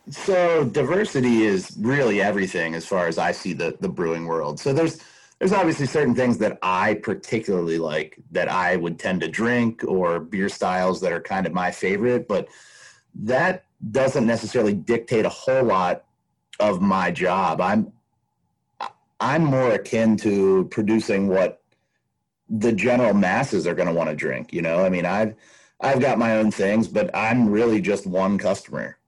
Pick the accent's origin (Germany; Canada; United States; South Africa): United States; Baltimore, Maryland; moved away as an adult; also born or lived in western United States; now in Pennsylvania, United States; I grew up outside of Baltimore, northwest of Baltimore, in the suburbs